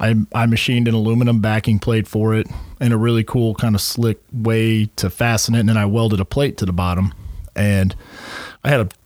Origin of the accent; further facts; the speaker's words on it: Missouri, United States; moved away; I come from Missouri